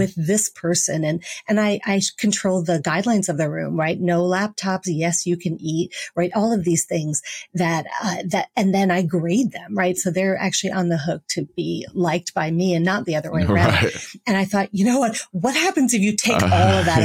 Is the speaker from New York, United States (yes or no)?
yes; New York City, New York, United States; now in St. Louis, United States; I'm from Brooklyn